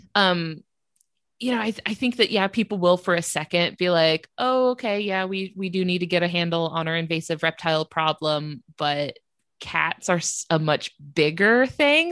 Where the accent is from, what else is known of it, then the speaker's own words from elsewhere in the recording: North Florida, United States; I'm from North Florida